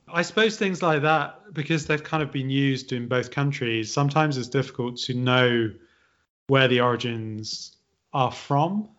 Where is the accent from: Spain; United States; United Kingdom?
United Kingdom; the Midlands, England; I'm from the Midlands